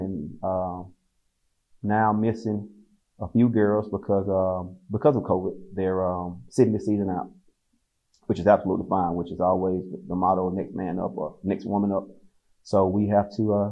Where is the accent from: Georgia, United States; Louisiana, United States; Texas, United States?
Georgia, United States; Fort Valley; also born or lived in Atlanta, Georgia; I'm from Fort Valley, Georgia. I went to Fort Valley State my first 2 years of college. So I stayed home the first 2 years